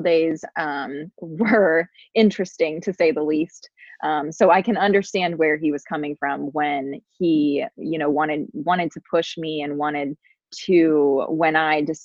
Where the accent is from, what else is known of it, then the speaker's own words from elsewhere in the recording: Cincinnati, Ohio, United States; I grew up in Cincinnati, Ohio, lived on a cul-de-sac